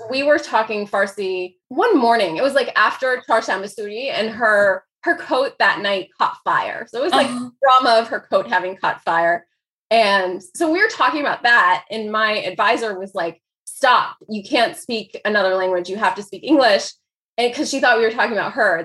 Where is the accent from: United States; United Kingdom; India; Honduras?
United States; Dayton, Ohio; first language Persian; also born or lived in Chicago / Iran / Greece / France; I grew up mostly in Dayton, Ohio